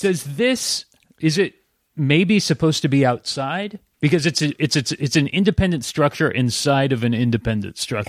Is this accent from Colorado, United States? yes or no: no; Santa Cruz, California, United States; Santa Cruz, California.